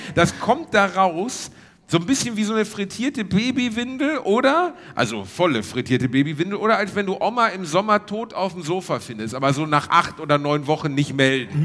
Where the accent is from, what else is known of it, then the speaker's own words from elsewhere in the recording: Gelsenkirchen, North Rhine-Westphalia, Germany; moved away; Wir sind in der Heimat, Reini. Also ja, im weitesten Sinne meine Heimat